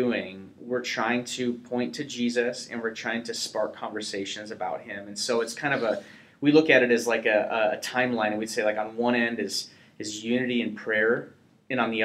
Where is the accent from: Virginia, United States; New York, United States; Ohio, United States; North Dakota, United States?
North Dakota, United States; I'm from North Dakota, you know, so it's not the metropolis cultural epicenter